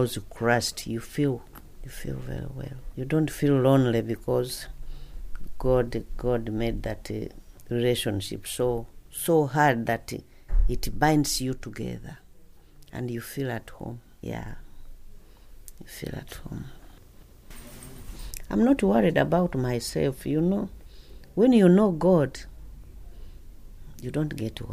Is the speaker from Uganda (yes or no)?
yes; Uganda; moved away as an adult; now in United Kingdom; I come from Uganda